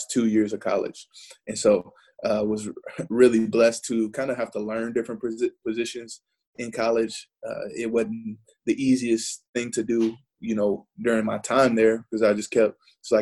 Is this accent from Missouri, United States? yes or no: yes; St. Louis, Missouri, United States; moved away; also born or lived in Arizona / Kansas; I'm from St. Louis, Missouri, and started playing football when I was 7 years old